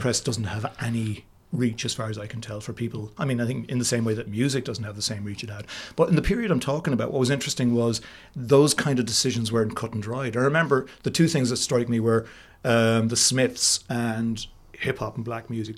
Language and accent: English; Cashel, Munster, Ireland; I grew up in Cashel in County Tipperary